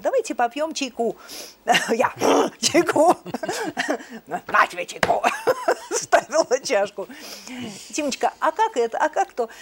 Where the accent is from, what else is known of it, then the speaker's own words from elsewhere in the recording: Moscow, Russia; родилась в Москве, в Ленинграде